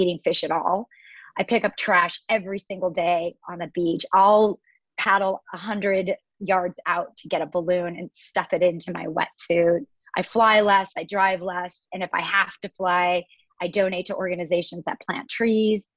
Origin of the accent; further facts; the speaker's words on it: Washington, United States; now in Southern California, United States; I grew up in the Pacific Northwest of Washington State, which is about 1,000 miles away from where I am currently.